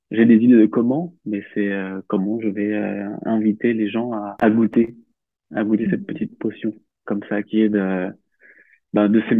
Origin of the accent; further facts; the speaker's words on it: Réunion, France; Alors j'ai grandi à la Réunion, à